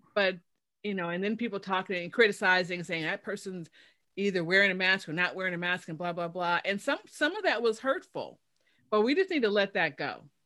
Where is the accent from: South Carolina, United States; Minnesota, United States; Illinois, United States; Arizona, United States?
Illinois, United States; Chicago; moved away; I'm from Chicago originally